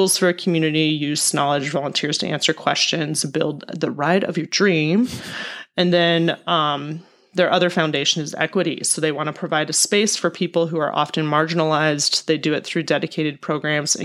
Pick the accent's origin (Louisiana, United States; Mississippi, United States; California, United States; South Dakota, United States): South Dakota, United States; Holabird; I'm 35 years old. Just turned 35 in March and grew up in Hollabird, South Dakota